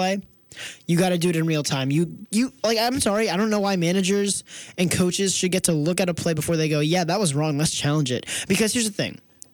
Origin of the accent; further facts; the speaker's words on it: Philadelphia, East Coast, United States; I'm an East Coast guy